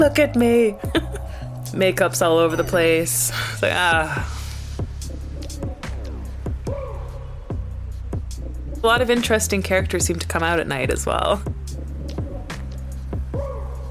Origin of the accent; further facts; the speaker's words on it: Canada; also born or lived in Brighton; now in London, United Kingdom; Where I grew up in Canada was completely different. I grew up sort of in the middle of nowhere